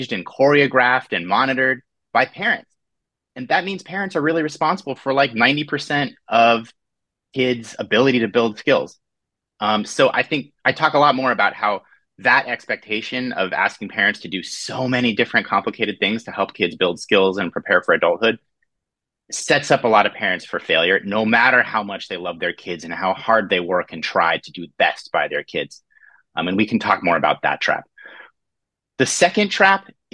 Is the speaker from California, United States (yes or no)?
yes; Orange County, California, United States; When I was a kid growing up, I'm from Orange County, California.